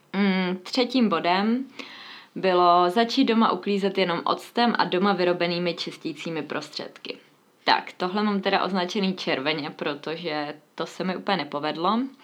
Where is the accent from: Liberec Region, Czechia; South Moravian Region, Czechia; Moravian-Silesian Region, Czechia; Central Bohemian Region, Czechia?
Central Bohemian Region, Czechia; Mladá Boleslav; moved away; jsem původně z Mladé Boleslavy